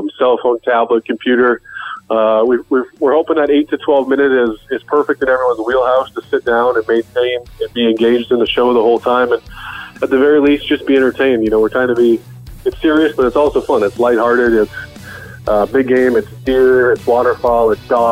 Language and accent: English; Midwest, United States; moved away as an adult; now in Philadelphia, United States; growing up in the Midwest